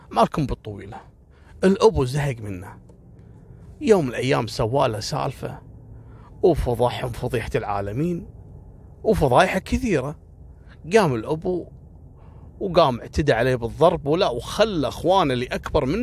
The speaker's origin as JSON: {"language": "Arabic", "country": "Kuwait", "said": "واكبر دليل على ان اول قصص كانت اشهر واغرب الحوادث اللي حصلت عندنا في الكويت."}